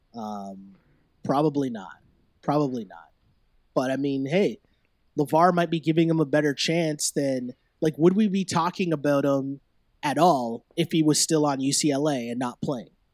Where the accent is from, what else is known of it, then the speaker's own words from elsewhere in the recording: Toronto, Ontario, Canada; born and raised in Toronto